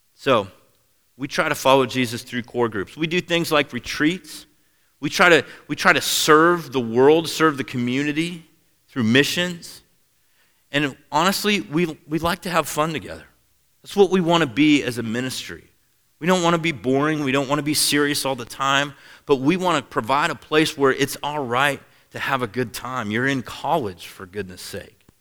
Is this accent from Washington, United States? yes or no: yes; Seattle, Washington, United States; moved away; I grew up in Seattle, Washington